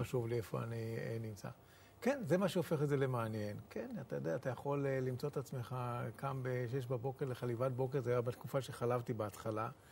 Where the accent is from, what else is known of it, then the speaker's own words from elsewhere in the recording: Nahalal, Northern District, Israel; נהלל בכלל זה מושב קטן ששילם מחיר אה, דמים מאוד מאוד גבוה בשביל שנהיה כאן בארץ ישראל. יש לנו, אם, אה, אם אני לא טועה, 39 בנים שנפלו במלחמות ישראל